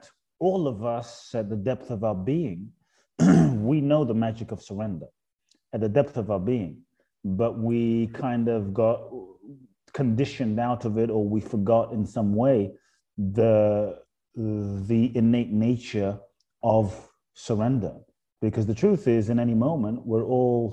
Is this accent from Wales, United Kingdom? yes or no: no; London, United Kingdom; also born or lived in Ghana / Los Angeles, United States; now in Miami, United States; I was born in Ghana, West Africa. My father's from Ghana, my mother's Japanese. I grew up in London, lived in Los Angeles for 20 plus years, now in Miami